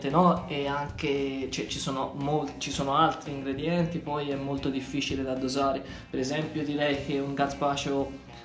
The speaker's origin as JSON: {"language": "Italian", "region": "Tuscany", "country": "Italy"}